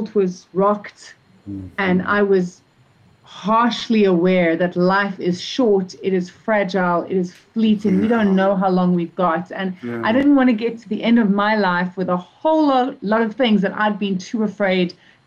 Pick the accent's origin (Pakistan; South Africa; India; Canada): South Africa; also born or lived in Zimbabwe; I was born in Zimbabwe, actually, so a neighboring country. And I've been living in South Africa since I was 5.